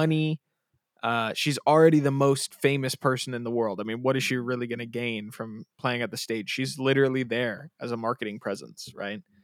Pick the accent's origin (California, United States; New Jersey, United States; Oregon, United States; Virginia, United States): California, United States; Bay Area; we're from the Bay Area